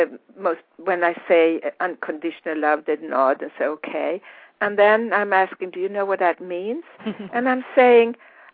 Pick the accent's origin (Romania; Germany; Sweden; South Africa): Sweden; accent: Swedish international; English is a second language; now in United States; I'm Swedish, and of course I speak with my Swedish international accent.